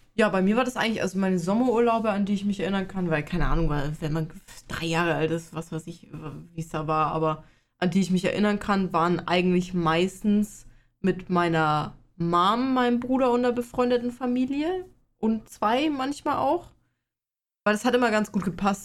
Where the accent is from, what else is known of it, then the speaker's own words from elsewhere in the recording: Bavaria, Germany; Ich komme aus Bayern